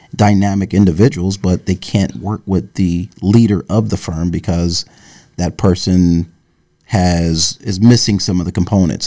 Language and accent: English; Dayton, Ohio, United States; moved away as an adult; also born or lived in Yellow Springs, Ohio / Florida; now in New York, United States; I grew up in Dayton, Ohio